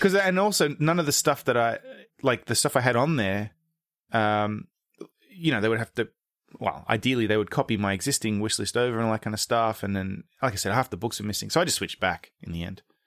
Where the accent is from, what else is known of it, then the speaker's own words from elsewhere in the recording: Australia; moved away as an adult; also born or lived in England / America; now in United States; I was born in England, moved to Australia when I was three, grew up there, moved to America when I was in my thirties